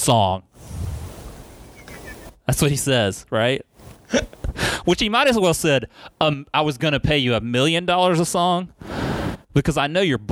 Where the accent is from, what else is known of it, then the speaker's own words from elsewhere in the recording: South Carolina, United States; I know about the Shag because I'm from South Carolina